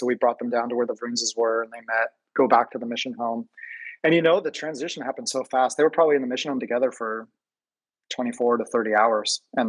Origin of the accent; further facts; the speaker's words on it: Seattle, Washington, United States; Where are you from? I'm like, oh, I'm from, you know, Seattle.